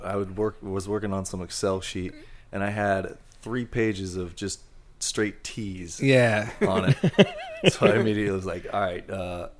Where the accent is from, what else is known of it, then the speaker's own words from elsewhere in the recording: Los Angeles, California, United States; San Fernando Valley, born and raised.